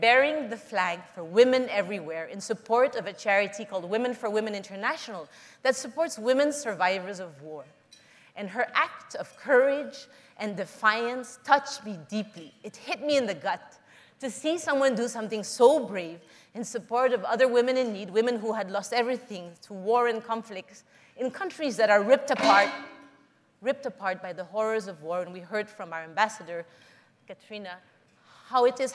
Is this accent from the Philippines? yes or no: yes; Philippines; I was born and raised in the Philippines